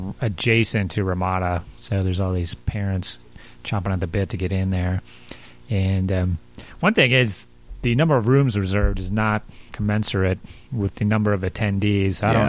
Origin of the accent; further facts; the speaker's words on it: Wisconsin, United States; We're from Wisconsin.